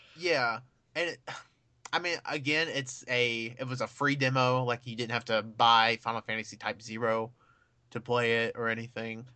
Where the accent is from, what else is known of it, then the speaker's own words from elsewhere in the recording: United States; I'm an American